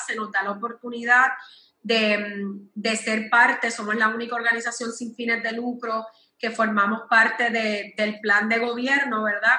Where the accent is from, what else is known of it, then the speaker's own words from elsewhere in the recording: Puerto Rico; yo que soy puertorriqueña